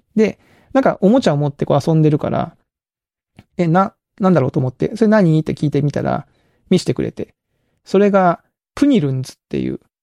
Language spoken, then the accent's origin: Japanese; Kagoshima, Japan; now in Kyoto, Japan; 鹿児島出身っていう人に会うと、めちゃめちゃ親近感湧くんですよ